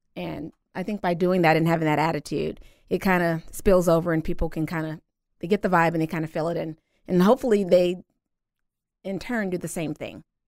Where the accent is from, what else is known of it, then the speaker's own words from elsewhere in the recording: Louisiana, United States; moved away as an adult; also born or lived in Midwest; originally, I am from Louisiana. Came to the Midwest a little over ten years ago